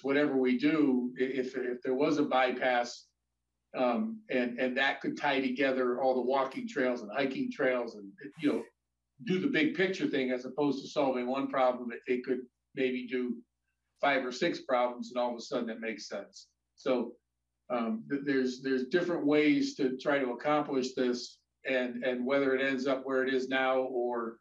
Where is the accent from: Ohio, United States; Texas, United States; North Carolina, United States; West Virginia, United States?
Ohio, United States; now in Northborough, United States; my hometown actually in Ohio has Route 20 going through it